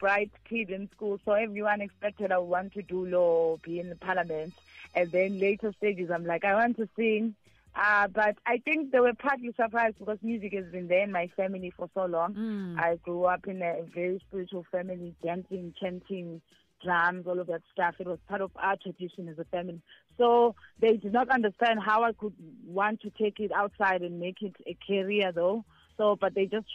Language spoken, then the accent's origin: English; Nkandla, KwaZulu-Natal, South Africa; I was born in Nkandla